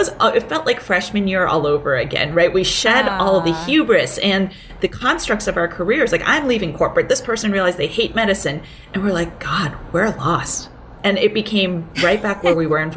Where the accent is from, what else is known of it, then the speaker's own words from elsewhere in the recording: Boston, Massachusetts, United States; English is a second language; also born or lived in Hong Kong; I was 6 years old when we came from Hong Kong to Boston.